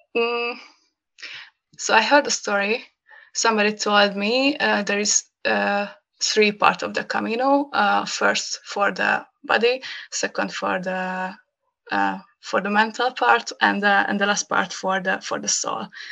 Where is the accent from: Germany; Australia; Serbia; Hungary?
Hungary; first language Hungarian; English is a second language; when I come back to Hungary and uh, uh, and go back to my hometown